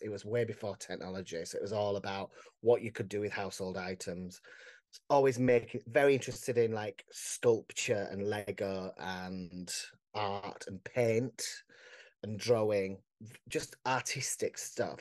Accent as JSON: {"language": "English", "town": "Barnsley", "region": "Yorkshire and the Humber", "country": "United Kingdom", "tie": "born or raised there", "said": "I'm from Barnsley"}